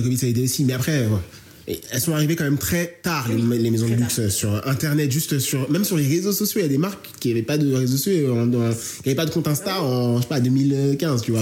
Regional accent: Marseille, Provence-Alpes-Côte d'Azur, France; accent: Marseillais; j'ai l'accent marseillais

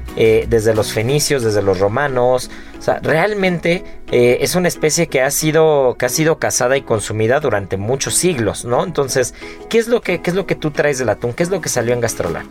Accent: Mexico; como buen mexicano

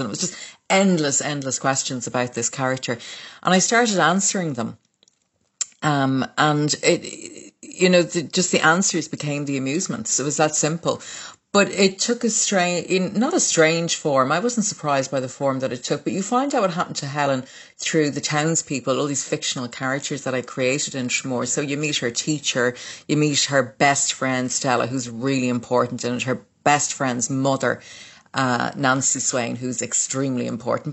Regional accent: Dublin, Leinster, Ireland; born or raised there; also born or lived in Waterford, Ireland

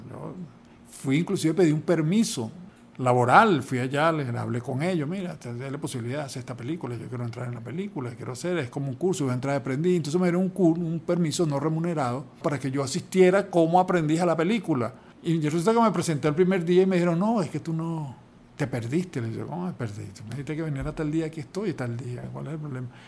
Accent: Caracas, Capital District, Venezuela; also born or lived in Calabozo, Guárico; yo nací en un pueblo, en una, bueno, una ciudad, en Calabozo, en el estado Guárico, y mi familia decidió venirse a Caracas

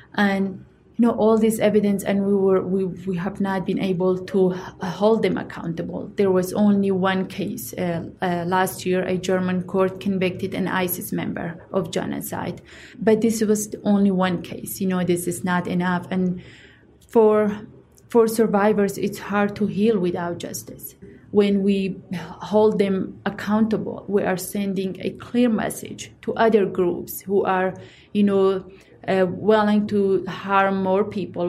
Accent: Iraq; moved away; I'm from the Yazidi community in Iraq

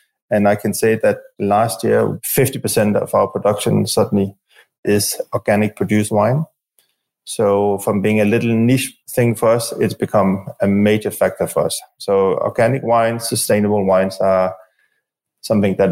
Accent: Denmark; moved away; I'm from Denmark myself

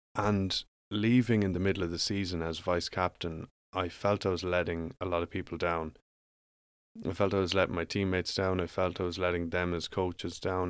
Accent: Ireland; moved away as an adult; I grew up in Ireland

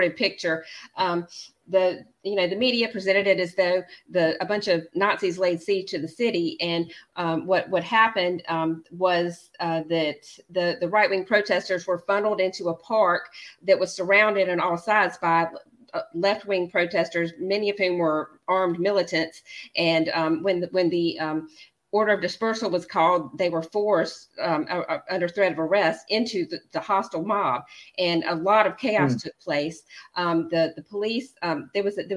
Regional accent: the American South, United States; I'm a Southerner and I'm a Christian

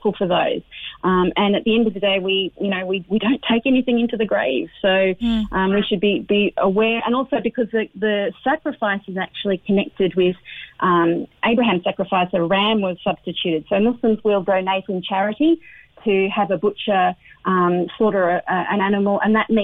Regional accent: Australia; now in Ireland; I'm originally from Australia, even though I've been here for donkeys now

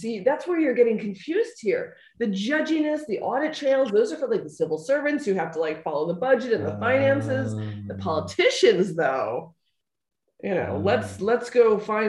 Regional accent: United States; moved away; I am an American

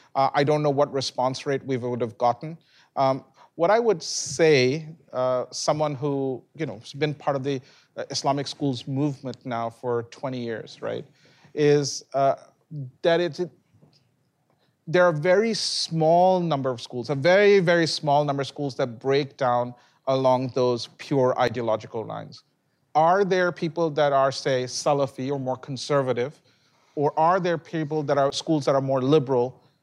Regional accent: England, United Kingdom; now in United States; where I was born in England

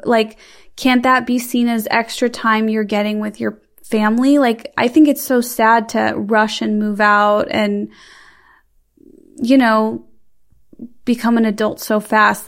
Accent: Midwest, United States; I'm from the Midwest

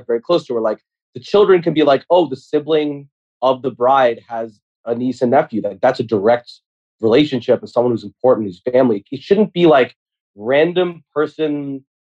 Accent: United States; Thanksgiving as an American here is very important to me and my family.

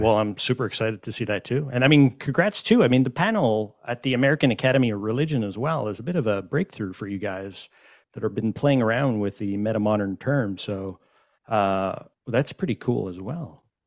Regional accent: Montreal, Quebec, Canada; I'm from Montreal

